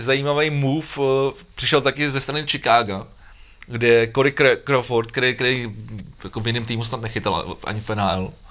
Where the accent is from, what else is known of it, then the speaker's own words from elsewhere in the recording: Czechia; jako Češi